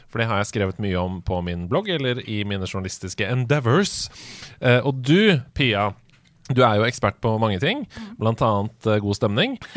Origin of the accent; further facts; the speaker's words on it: Sarpsborg, Østfold, Norway; men jeg er fra Østfold.